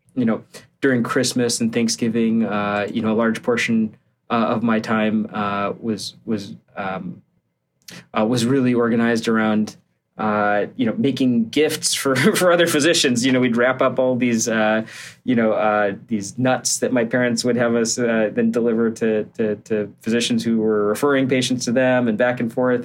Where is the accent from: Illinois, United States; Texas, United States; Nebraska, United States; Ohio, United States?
Illinois, United States; Barrington; I grew up just outside of Chicago, so um, one of the suburbs in the northwest corner of the Chicago area, and uh, I have yeah, my parents are still out there. Uh, it's a place called Barrington